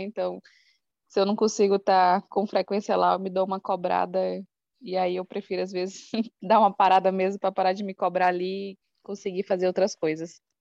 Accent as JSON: {"language": "Portuguese", "town": "Porto Velho", "region": "Rondônia", "country": "Brazil", "said": "eu sou da cidade de Porto Velho, aqui da região norte, do estado de Rondônia"}